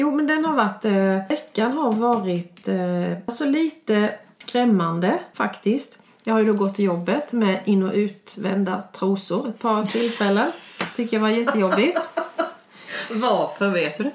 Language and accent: Swedish; Urshult, Kronoberg County, Sweden; vi är från Urshult